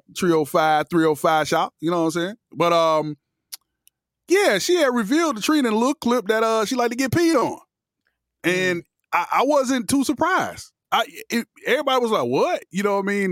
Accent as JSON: {"language": "English", "town": "Miami", "region": "Florida", "country": "United States", "said": "I'm from Miami"}